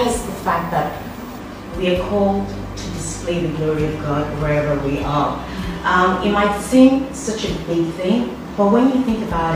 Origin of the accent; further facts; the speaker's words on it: Nigeria; now in Rome, Italy; I'm from Nigeria